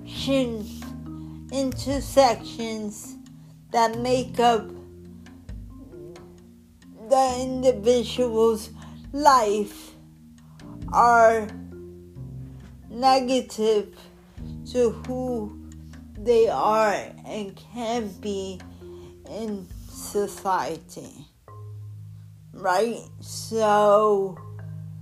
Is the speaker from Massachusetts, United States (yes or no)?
no; Newark, New Jersey, United States; I grew up in Newark.